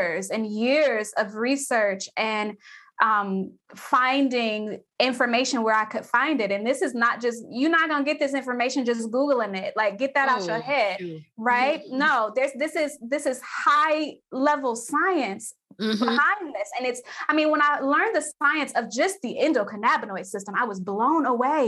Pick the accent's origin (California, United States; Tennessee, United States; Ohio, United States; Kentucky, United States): Ohio, United States; Cleveland; I'm from Cleveland, Ohio. We have Cleveland Clinic here.